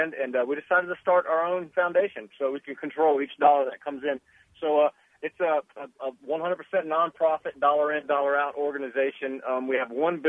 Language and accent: English; the South, United States; growing up in the South